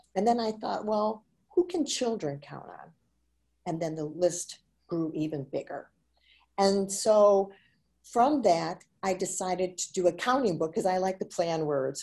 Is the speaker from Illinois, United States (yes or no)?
yes; Chicago, Illinois, United States; I was uh, born and raised in Chicago, Illinois.